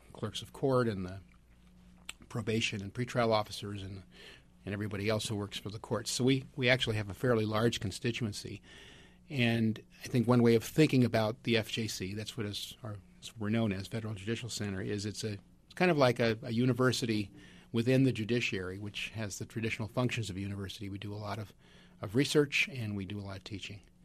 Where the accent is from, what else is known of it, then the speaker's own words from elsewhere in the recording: Northern California, United States; I'm from Northern California